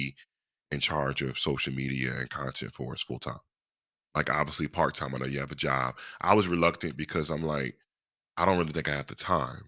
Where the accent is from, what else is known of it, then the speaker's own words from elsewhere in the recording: Virginia, United States; I was born in Virginia, love being from Virginia